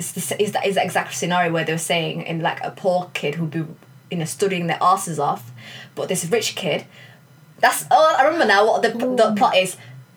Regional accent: United Kingdom; we're clearly not American. We're British.

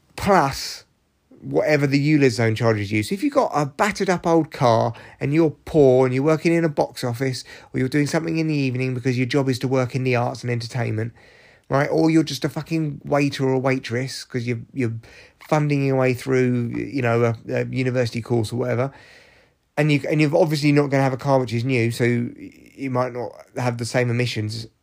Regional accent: London, United Kingdom; I grew up in London. I grew up in Barnet

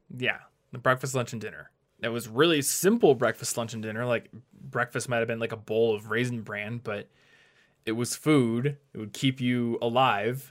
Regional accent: United States; being an American

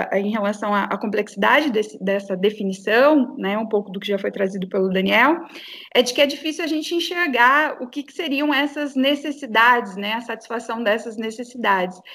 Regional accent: Brazil; nós, enquanto brasileiros

